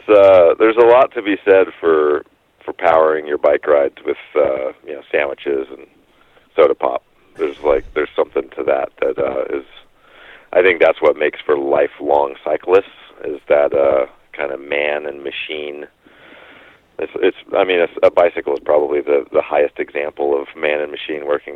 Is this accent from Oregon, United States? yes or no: yes; Bend, Oregon, United States; also born or lived in Coos Bay, Oregon; growing up in Bend, Oregon